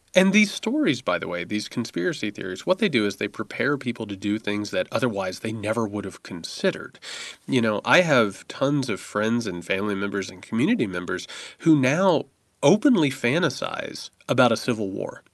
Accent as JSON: {"language": "English", "country": "United States"}